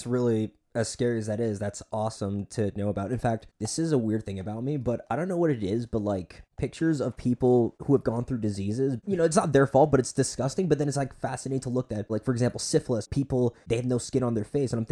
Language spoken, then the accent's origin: English; Fort Lauderdale, Florida, United States; I was born in Fort Lauderdale. Okay, yeah. so actually, I'm from Boynton Beach, so you know we're South Florida